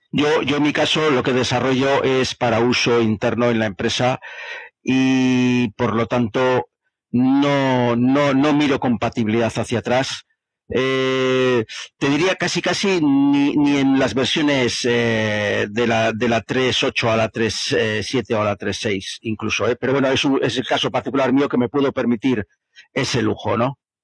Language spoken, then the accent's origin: Spanish; Bilbao, Basque Country, Spain; De Bilbao.